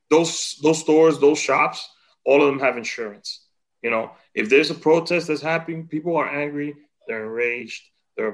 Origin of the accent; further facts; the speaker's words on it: Santiago, Dominican Republic; moved away; growing up in DR